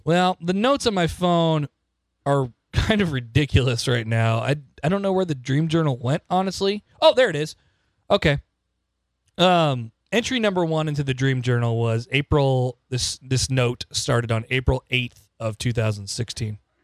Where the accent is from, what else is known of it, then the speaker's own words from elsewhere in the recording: Omaha, Nebraska, United States; moved away as an adult; now in Lincoln, United States; I grew up in Omaha.